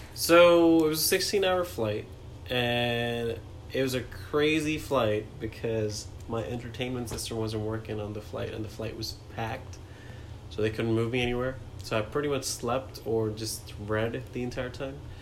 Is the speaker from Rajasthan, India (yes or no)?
no; New Delhi, Delhi, India; first language Hindi; English is a second language; moved away as an adult; also born or lived in Agra, India; now in United States; New Delhi is where I grew up, but I was born in Agra, which is where the Taj Mahal is.